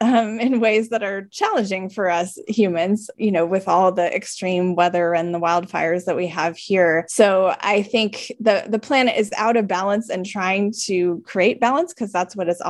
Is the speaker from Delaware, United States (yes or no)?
no; California, United States; moved away as an adult; also born or lived in Midwest; I grew up in California, I spent quite a bit of time in the Midwest